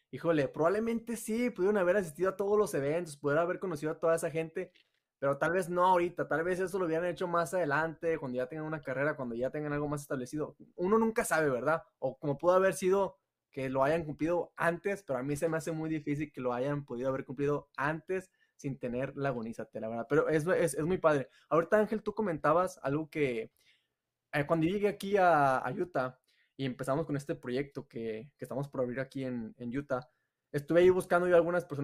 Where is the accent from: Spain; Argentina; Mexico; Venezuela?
Mexico; Torreón, Coahuila; pero es de Torreón también. Y yo también soy de Torreón.